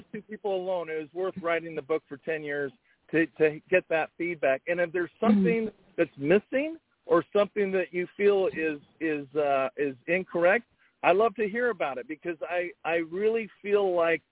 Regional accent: Fullerton, California, United States; we grew up in Fullerton.

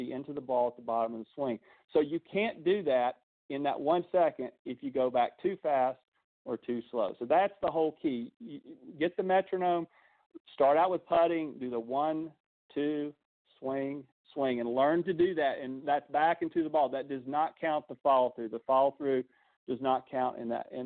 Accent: the South, United States; I'm from the South. I talk slow

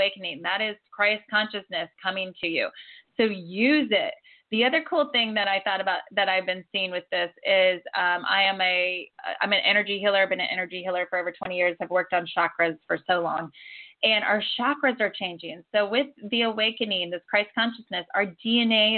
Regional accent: Ohio, United States; also born or lived in Florida; now in California, United States; I was born and raised in Ohio.

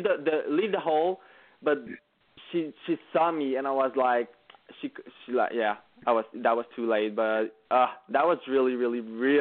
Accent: Quebec, Canada; English is a second language; we are both from Quebec, both speak French

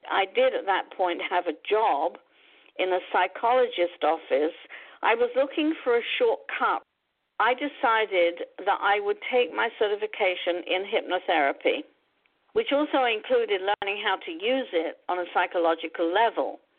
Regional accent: London, United Kingdom; moved away as an adult; now in United States; I was born and brought up in London, UK. Didn't move to the States until I was 37.

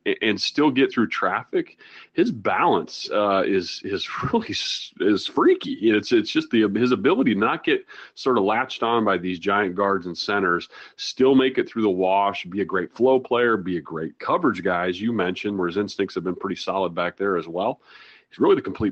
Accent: Iowa, United States; moved away; also born or lived in South Dakota; I'm from Iowa

